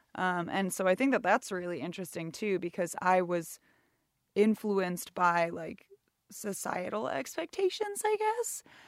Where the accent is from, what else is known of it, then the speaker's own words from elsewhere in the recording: Sonoma County, north of the San Francisco Bay Area, California, United States; moved away as an adult; now in Seattle, United States; I am born and raised in the, uh, just north of the San Francisco Bay Area